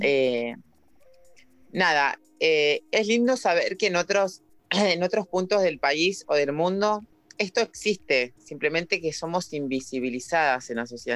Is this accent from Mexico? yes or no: no; La Plata, Buenos Aires Province, Argentina; yo soy de La Plata